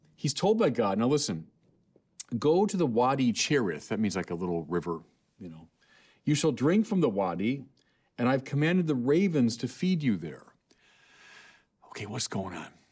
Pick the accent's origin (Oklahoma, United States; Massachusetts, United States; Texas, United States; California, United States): California, United States; I'm from California.